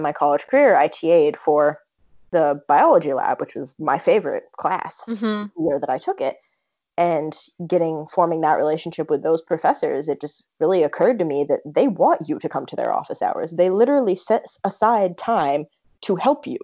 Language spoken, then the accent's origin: English; Vermont, United States; I'm originally from Vermont, and I went to a, you know, small high school